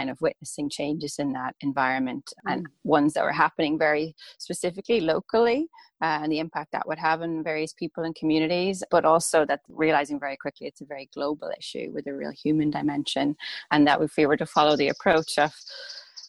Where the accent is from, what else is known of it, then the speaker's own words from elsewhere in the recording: Rossnowlagh, County Donegal, Ireland; I grew up in Donegal in Rusnaula, kind of a famous surfing beach